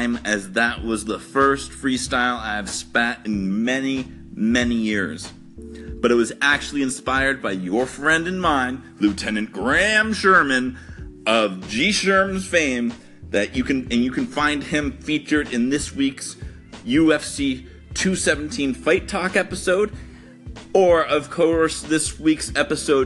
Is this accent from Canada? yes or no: yes; Canada; As a Canadian